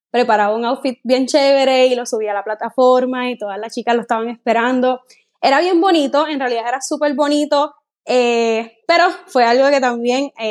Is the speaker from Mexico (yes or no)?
no; Guayama, Puerto Rico; una chica puertorriqueña, soy de Puerto Rico. Tengo 26 años de edad, aunque a la mayoría de las personas les digo que tengo 27.